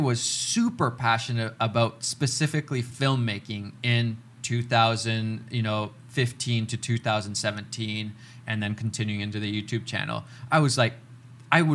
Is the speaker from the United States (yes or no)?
no; Finland; now in Canada; I'm a kid from Finland